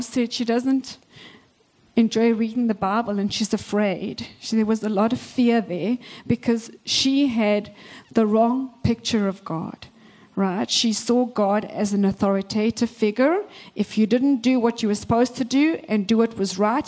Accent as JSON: {"language": "English", "country": "South Africa", "tie": "born or raised there", "moved": "as an adult", "lives_now": "Canada", "said": "I was born and raised in South Africa."}